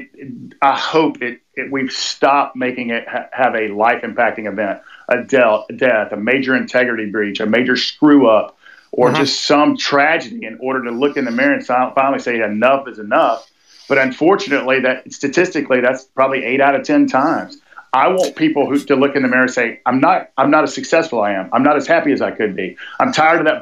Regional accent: Atlanta, Georgia, United States; I was born in South Fulton Hospital in South Atlanta, Georgia, Southeast United States.

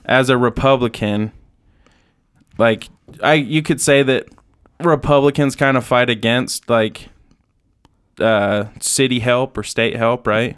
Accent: Utah, United States; growing up in Utah

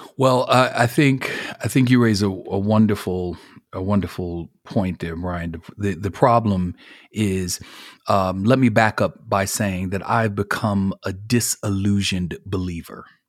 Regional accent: Buffalo, New York, United States; moved away as an adult; now in Marietta, United States; I'm originally from Buffalo, New York. Born and raised

